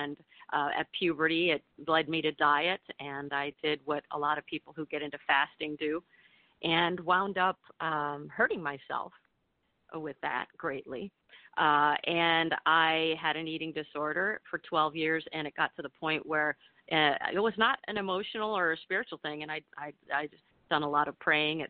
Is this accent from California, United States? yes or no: no; Michigan, United States; moved away; also born or lived in New York; my plastic Midwestern diet growing up in Michigan